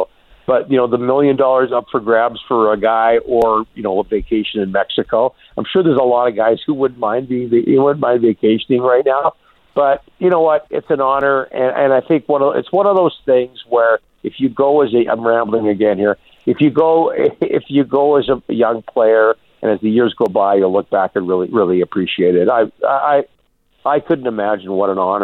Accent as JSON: {"language": "English", "country": "Canada", "said": "I'm a Canadian."}